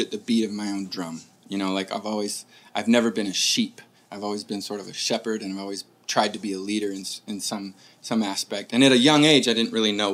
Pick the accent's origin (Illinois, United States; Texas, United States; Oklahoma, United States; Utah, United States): Utah, United States; Murray; I grew up in Murray, Utah